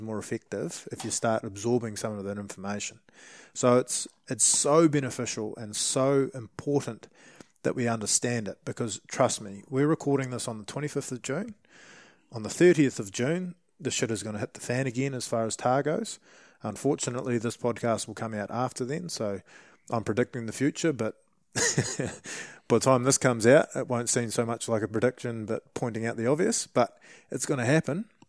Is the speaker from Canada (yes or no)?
no; New Zealand; as a Kiwi